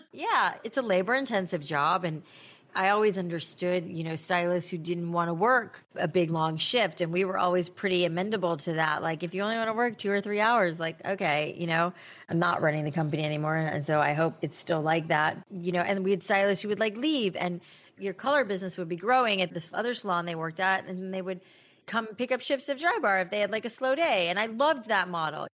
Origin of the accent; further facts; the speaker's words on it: South Florida, United States; moved away as an adult; also born or lived in Boca Raton, Florida / New York City; I grew up in South Florida